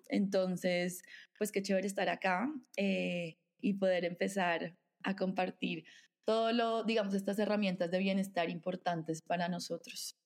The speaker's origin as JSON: {"language": "Spanish", "region": "Bogotá", "country": "Colombia", "tie": "born or raised there", "said": "Nací nací, vivo aquí en Bogotá"}